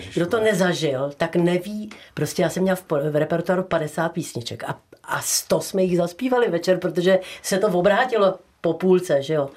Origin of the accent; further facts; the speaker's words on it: Prague, Czechia; moved away as an adult; now in Nový Jáchymov, Czechia; já jsem sice Pražačka, která je, já jsem se narodila v, na, na Národní sedm, lépe řečeno v poradnici u Apolináře